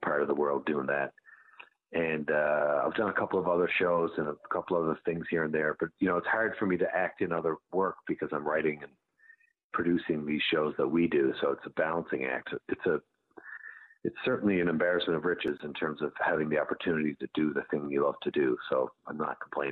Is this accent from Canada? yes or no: yes; St. John's, Newfoundland and Labrador, Canada; also born or lived in Bell Island, Newfoundland; I was born on an island called Bell Island, which is a mining town, but I grew up in a place called the Goulds, which is just outside St. John's.